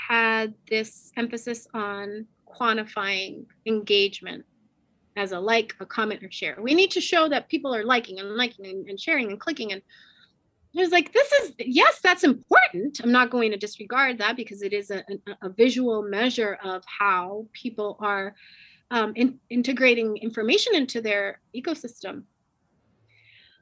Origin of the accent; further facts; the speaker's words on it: Puerto Rico; I'm from Puerto Rico